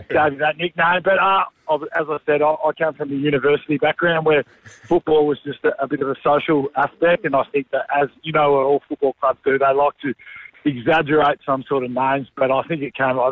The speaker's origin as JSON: {"language": "English", "town": "Gold Coast", "region": "Queensland", "country": "Australia", "also_born_or_lived": "Adelaide", "moved": "as an adult", "said": "I was from Queensland, the Gold Coast, and my wife and I moved in over"}